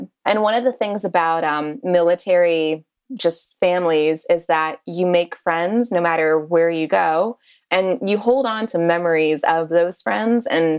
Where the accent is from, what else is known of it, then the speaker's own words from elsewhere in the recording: North Carolina, United States; also born or lived in Connecticut / California / New Jersey; I was born in Connecticut, raised in North Carolina, California, New Jersey. I claim California with all my heart, though, even though I spent most of my years in North Carolina.